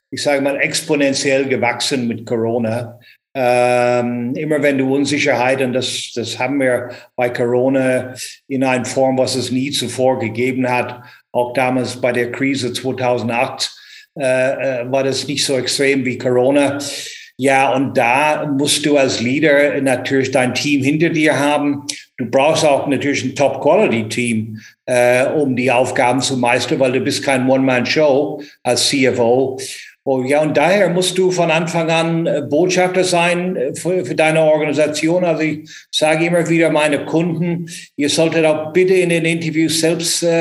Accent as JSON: {"language": "German", "country": "Ireland", "tie": "born or raised there", "lives_now": "Frankfurt am Main, Germany", "said": "ich bin in Irland aufgewachsen, aber lebe mehr oder weniger zwei Drittel von meinem Leben hier in good old Frankfurt am Main"}